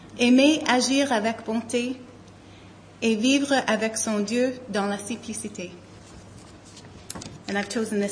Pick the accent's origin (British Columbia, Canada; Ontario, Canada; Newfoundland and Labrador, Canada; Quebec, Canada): Quebec, Canada; accent: Quebec; moved away; my Quebec accent